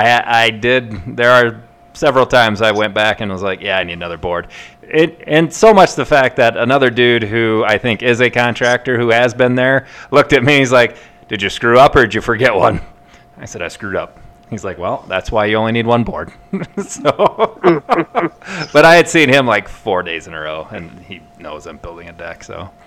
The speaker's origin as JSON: {"language": "English", "region": "Midwest", "country": "United States", "said": "I'm from the Midwest."}